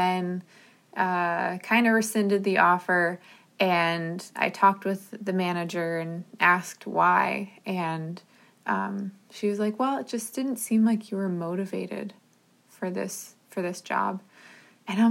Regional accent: New Jersey, United States; I grew up in New Jersey, and so New York City was like a 20-30 minute drive from where I grew up

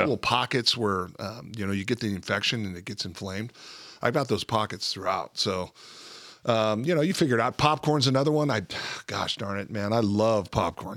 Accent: Southern California, United States; also born or lived in Phoenix, Arizona; I was born in Phoenix, grew up in Southern California

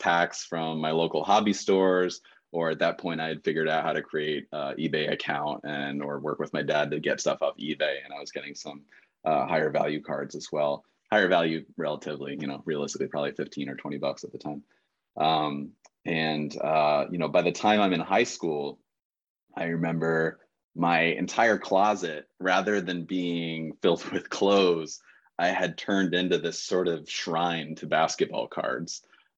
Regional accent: New York, United States; I was already sort of an emerging New York Knicks fan, growing up in the New York area.

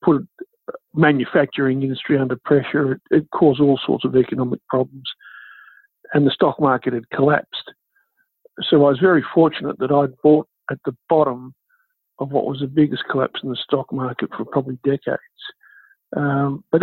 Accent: Canberra, Australian Capital Territory, Australia; I grew up in Canberra

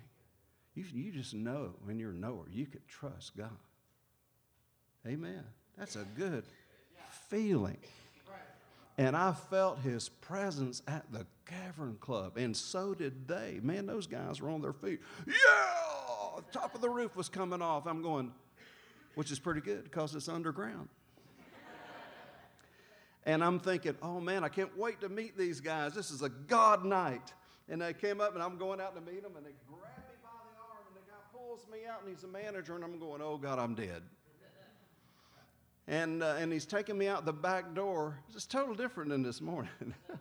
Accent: Jacksonville, Florida, United States; my hometown, Jacksonville, Florida

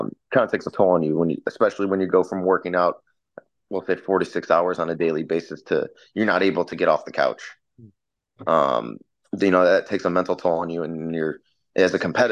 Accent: Chicago, Illinois, United States; moved away as an adult; now in California, United States; I grew up in Chicago, so I'm a very big sports fan

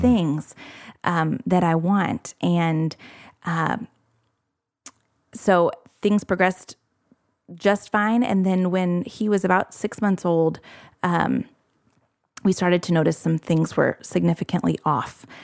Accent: Indianapolis, Indiana, United States; moved away as an adult; now in Morehead, Kentucky, United States; I grew up in the Indianapolis area

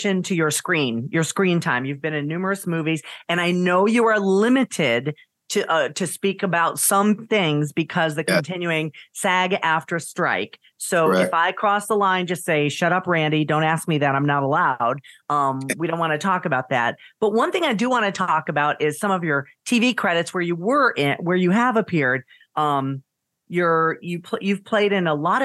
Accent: Niagara Falls, New York, United States; now in St. Louis, United States; I am a native New Yorker, upstate New York. Niagara Falls. I was born in Niagara Falls, New York.

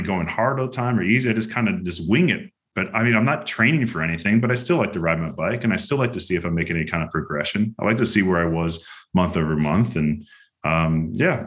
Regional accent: Chicago, Illinois, United States; moved away as an adult; also born or lived in Girona, Spain; now in Greenville, United States; That's where I grew up

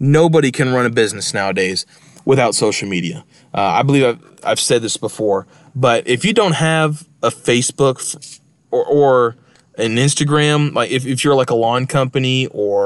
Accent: Texas, United States; moved away; I'm from Texas. I got a lot of liberal family members, especially on one side of my family, you know, that still live in Texas

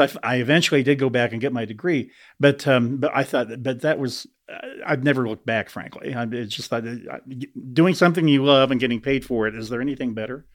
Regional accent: Las Animas, Colorado, United States; I loved growing up in the Arkansas Valley.

